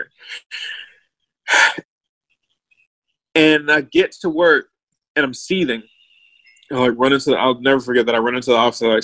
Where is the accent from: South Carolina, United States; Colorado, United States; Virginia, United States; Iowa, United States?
Virginia, United States; Richmond; also born or lived in Ithaca; growing up in Randolph